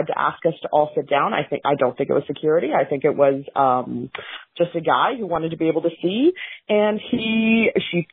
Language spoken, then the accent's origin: English; Nova Scotia, Canada; I'm from Nova Scotia. I flew in from Halifax